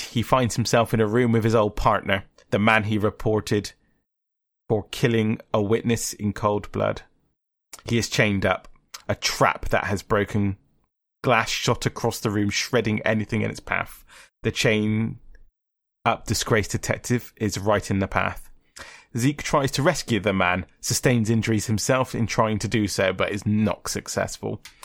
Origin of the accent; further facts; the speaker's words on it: England, United Kingdom; we're English, it's like, it's our language